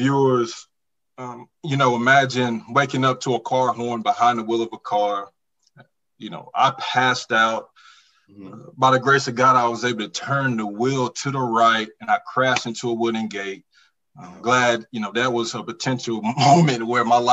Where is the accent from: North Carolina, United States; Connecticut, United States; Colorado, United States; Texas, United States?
North Carolina, United States; Forest City; growing up Far City, North Carolina